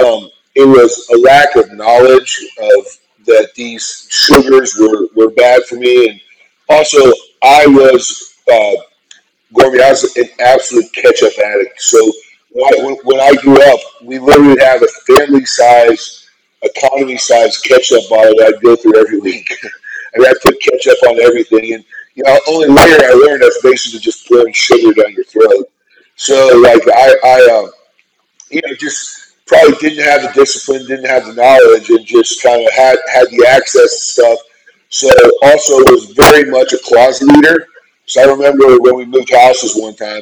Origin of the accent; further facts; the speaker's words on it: Fort Worth, Texas, United States; I grew up in Fort Worth, Texas